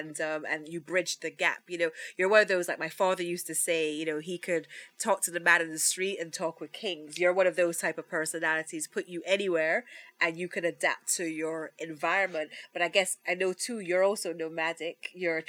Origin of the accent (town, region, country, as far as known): England, United Kingdom; born or raised there; now in Jamaica